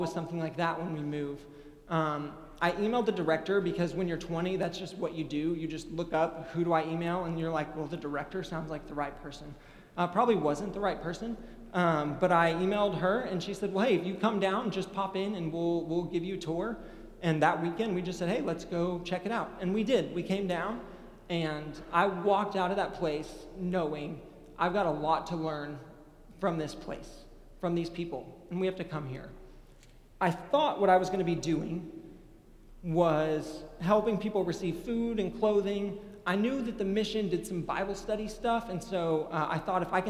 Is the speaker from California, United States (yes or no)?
no; Oklahoma, United States; moved away as an adult; now in Texas, United States; I'm from Oklahoma and I'm proud